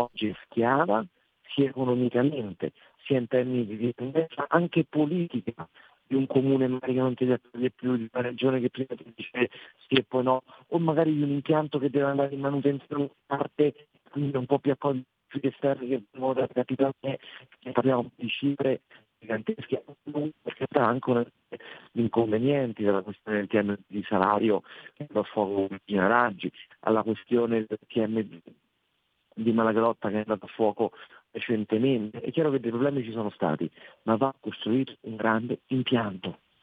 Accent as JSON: {"language": "Italian", "town": "Rome", "region": "Lazio", "country": "Italy", "said": "da romano"}